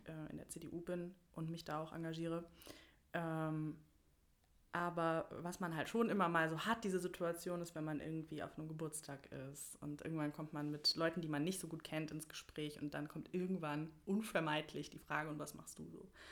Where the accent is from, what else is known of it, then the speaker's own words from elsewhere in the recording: Bad Vilbel, Hesse, Germany; komme aus Bad Vilbel. Das ist direkt äh, nördlich von Frankfurt im schönen Wetteraukreis. Und ähm, genau, da bin ich auch, also da wohne ich im Prinzip schon immer, da bin ich auch aufgewachsen